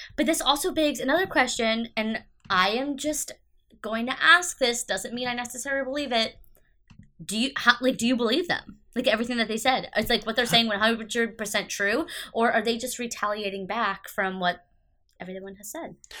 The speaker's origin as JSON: {"language": "English", "country": "United States", "said": "I'm an American"}